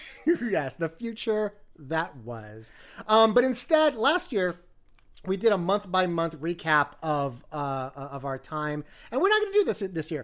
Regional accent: New York, United States; as a New Yorker

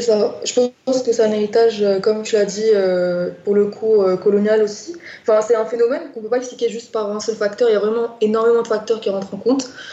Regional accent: Morocco; moved away as an adult; now in Grenoble, France; je suis marocaine. j'ai vécu une grande partie de ma vie au Maroc, donc près de 18 ans de ma vie au Maroc

